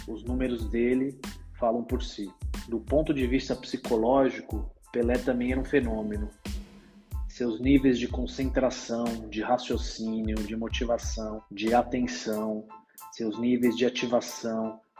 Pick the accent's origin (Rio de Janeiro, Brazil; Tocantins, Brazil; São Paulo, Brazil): São Paulo, Brazil; Quando eu era criança, em São Paulo, na minha infância, eu sempre ouvia apelidos de …